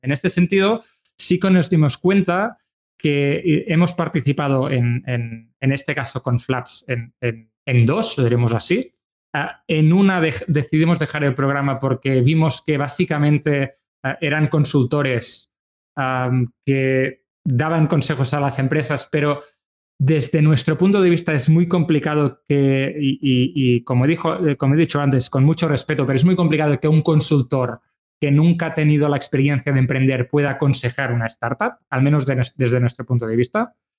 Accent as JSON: {"language": "Spanish", "town": "Manresa", "region": "Catalonia", "country": "Spain", "said": "nosotros somos de Manresa, que es una ciudad cercana a Barcelona"}